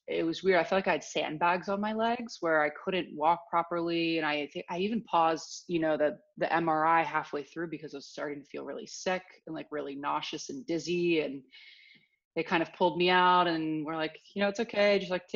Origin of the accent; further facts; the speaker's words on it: outside Philadelphia, Pennsylvania, United States; moved away as an adult; now in Los Angeles, United States; I grew up outside Philadelphia, kind of a nice little pocket about an hour outside the city